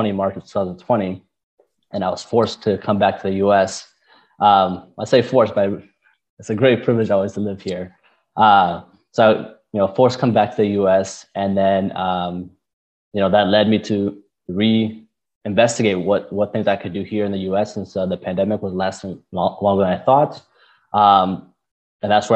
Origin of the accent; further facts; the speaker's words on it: Detroit, Michigan, United States; I grew up mostly in Michigan, like Metro Detroit area. Grew up there with my family.